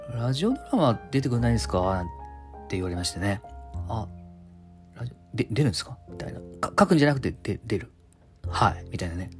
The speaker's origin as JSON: {"language": "Japanese", "region": "Yamanashi", "country": "Japan", "tie": "born or raised there", "moved": "yes", "said": "地元の山梨の方に帰っておりまして"}